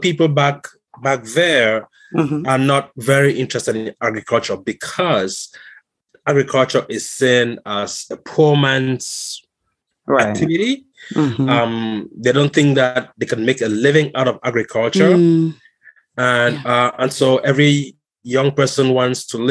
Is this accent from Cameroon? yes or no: yes; Cameroon; moved away as an adult; also born or lived in Seattle, Washington / Wisconsin; now in Fairfax, United States; I'm originally from Southern Cameroon. I live in Fairfax, Virginia